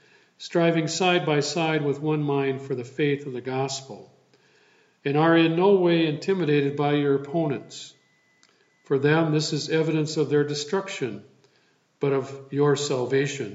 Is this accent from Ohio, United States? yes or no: no; Sand Creek, Wisconsin, United States; moved away; I returned to my hometown of Sand Creek and my home church, New Hope Lutheran Church